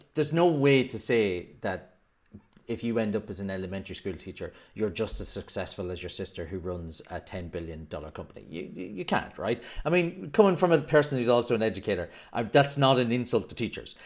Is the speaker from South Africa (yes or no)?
no; Ireland; now in United Kingdom; I'm also Irish